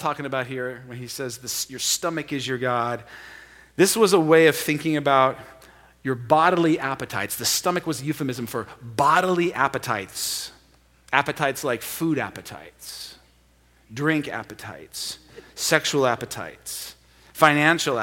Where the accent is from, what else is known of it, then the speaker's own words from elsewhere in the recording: Portland, United States; American Portlanders